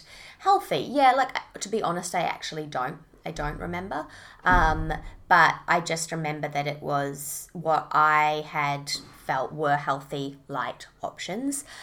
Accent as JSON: {"language": "English", "region": "Auckland", "country": "New Zealand", "moved": "as an adult", "lives_now": "Sunshine Coast, Australia", "said": "I'm originally from Auckland, New Zealand."}